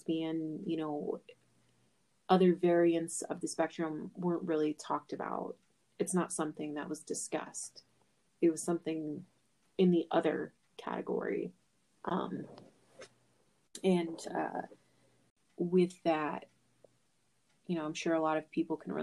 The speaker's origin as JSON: {"language": "English", "region": "Midwest", "country": "United States", "tie": "born or raised there", "said": "I was born in the Midwest"}